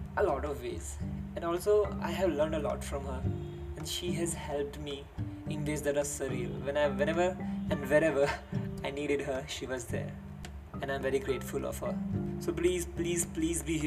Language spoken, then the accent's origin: English; Meerut, Uttar Pradesh, India; English is a second language; I'm from Meerut, which is a city in Uttar Pradesh, India. And I want you all to know that English is not my first language